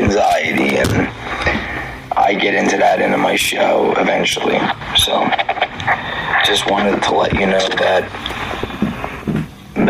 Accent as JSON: {"language": "English", "town": "Philadelphia", "region": "Pennsylvania", "country": "United States", "said": "I'm from Philly"}